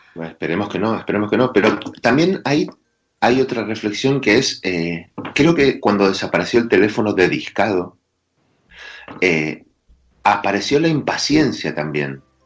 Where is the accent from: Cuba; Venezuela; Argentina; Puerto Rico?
Argentina; accent: Argentine; Los argentinos descendemos de los barcos